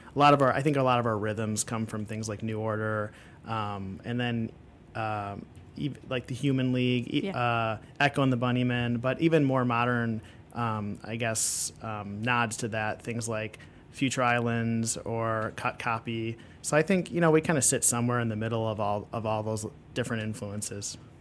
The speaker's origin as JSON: {"language": "English", "town": "Chicago", "region": "Illinois", "country": "United States", "tie": "born or raised there", "said": "I'm from Chicago. Yep, born and raised"}